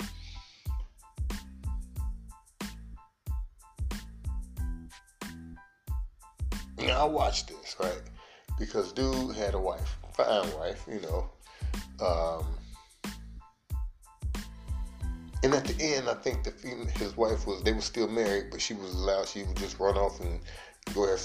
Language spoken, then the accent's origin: English; United States; I'm an American